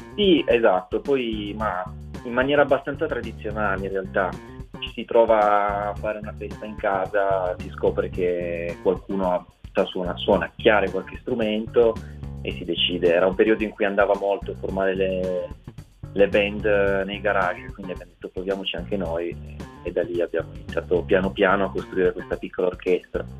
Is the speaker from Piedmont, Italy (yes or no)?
yes; Ivrea, Piedmont, Italy; born or raised there